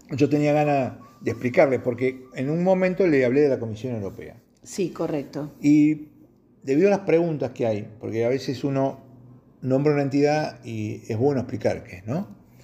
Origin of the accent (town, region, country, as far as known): Argentina